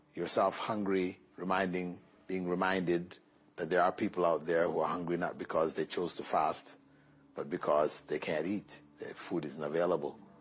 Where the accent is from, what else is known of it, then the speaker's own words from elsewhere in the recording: Toronto, Ontario, Canada; moved away as an adult; also born or lived in Jamaica / Malaysia; now in Qatar; I grew up in Jamaica until I was about seven. Then my family migrated to Toronto, Canada